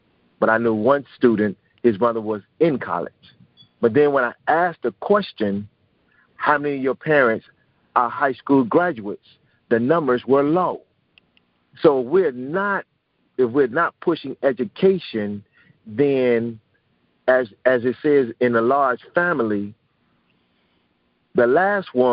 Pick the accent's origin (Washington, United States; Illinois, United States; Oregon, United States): Illinois, United States; Chicago; I was born and raised on the South Side of Chicago